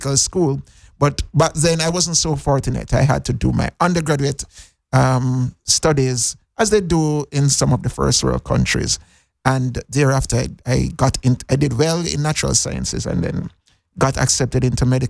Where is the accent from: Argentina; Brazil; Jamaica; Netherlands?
Jamaica; Montego Bay; moved away as an adult; now in Cayman Islands; So I'm a Jamaican. I went to the best high school in Jamaica, Cornwall College, for those who know Montego Bay